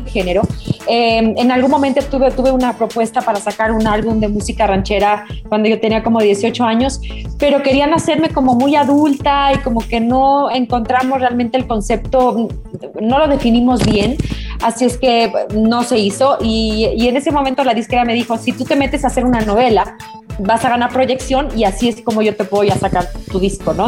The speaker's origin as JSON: {"language": "Spanish", "country": "Mexico", "said": "soy mexicana, yo canto música este, mexicana desde que tengo nueve años"}